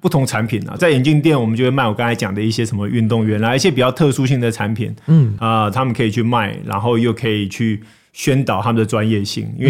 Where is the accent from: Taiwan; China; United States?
United States; 我从小在美国长大，那我知道台湾这边很多投资人都很注意这个美股可以赚多少钱。